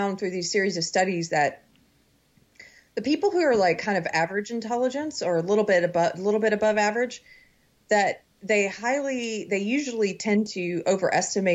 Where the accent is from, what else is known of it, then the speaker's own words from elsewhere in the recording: South Carolina, United States; also born or lived in Los Angeles, California; now in Texas, United States; I'm from South Carolina